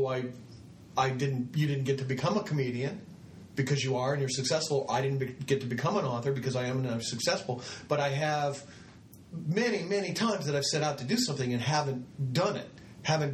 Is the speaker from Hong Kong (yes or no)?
no; Midwest, United States; moved away as an adult; also born or lived in Santa Barbara, California / Cambria, California; I'm from the Midwest